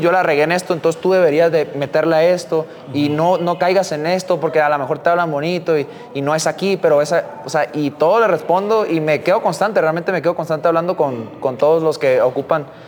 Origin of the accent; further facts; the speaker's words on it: Tijuana, Baja California, Mexico; como tijuanense